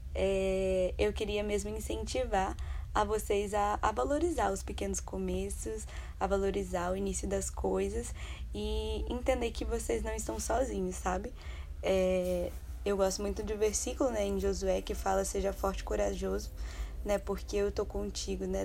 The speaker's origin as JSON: {"language": "Portuguese", "town": "Vitória", "region": "Espírito Santo", "country": "Brazil", "tie": "born or raised there", "moved": "as an adult", "said": "Eu cresci em Vitória, do Espírito Santo. Passei grande parte da minha vida lá"}